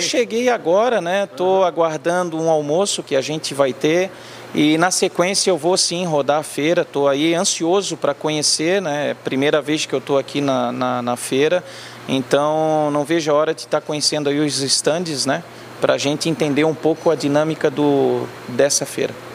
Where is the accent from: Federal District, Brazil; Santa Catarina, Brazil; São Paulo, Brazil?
Santa Catarina, Brazil; Florianópolis; moved away as an adult; also born or lived in Rio Grande do Sul; now in Porto Alegre, Brazil; eu sou um manezinho da ilha, porque uhum. nasci em Florianópolis